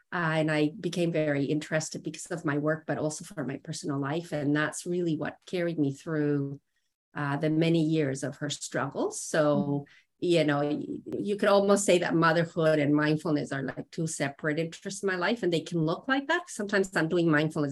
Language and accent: English; Mexico; moved away as an adult; now in Canada; I was born and raised in Mexico. And when I was 20, I moved to Canada